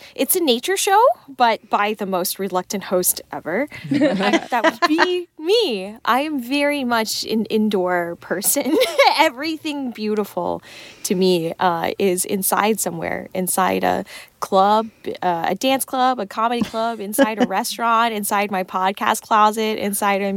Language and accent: English; Texas, United States; I'm from Texas